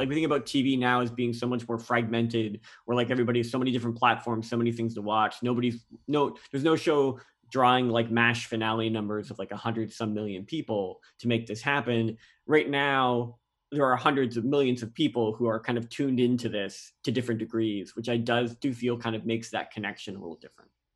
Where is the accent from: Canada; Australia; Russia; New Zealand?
Canada; now in United States; I'm a Canadian citizen